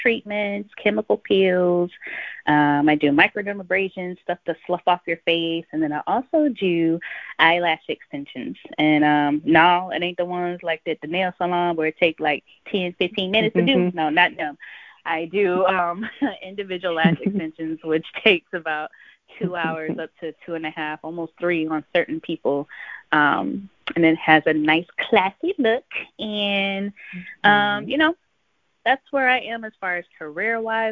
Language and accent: English; Sebring, Florida, United States; born or raised there; also born or lived in Cincinnati, Ohio / Avon Park, Florida